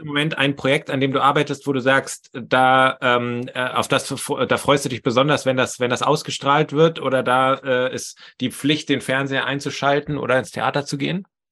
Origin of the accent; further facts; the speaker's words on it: Potsdam, Brandenburg, Germany; moved away as an adult; now in Bremen, Germany; ich bin eigentlich auch hier Potsdamer, wohne aber zurzeit in Bremen